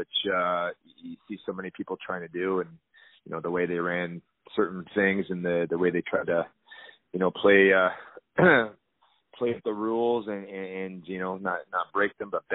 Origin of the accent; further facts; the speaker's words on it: Toronto, Ontario, Canada; being a Toronto kid, I grew up in Scarborough